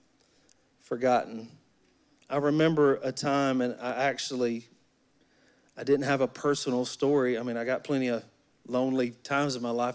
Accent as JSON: {"language": "English", "region": "Alabama", "country": "United States", "tie": "born or raised there", "said": "I'm from Alabama. I grew up in Alabama in the woods"}